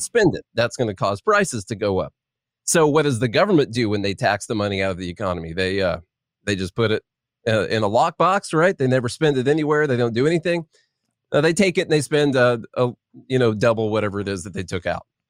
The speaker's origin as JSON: {"language": "English", "region": "southern Illinois", "country": "United States", "moved": "as an adult", "lives_now": "Nashville, United States", "said": "I'm from Illinois, but I'm from the Kentucky part of Illinois"}